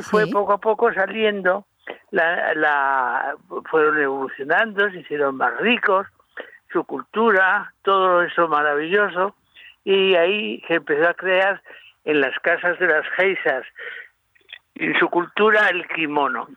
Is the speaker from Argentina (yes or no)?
no; Madrid, Community of Madrid, Spain; now in Murcia, Spain; Yo soy madrileño, pero aunque me he hecho murciano, yo ya soy murciano